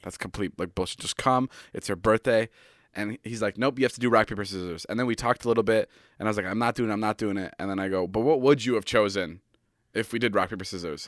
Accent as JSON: {"language": "English", "town": "Chicago", "region": "Illinois", "country": "United States", "tie": "born or raised there", "moved": "yes", "lives_now": "Los Angeles, United States", "said": "my hometown friend's Mike's bedroom for this one. We're in Chicago"}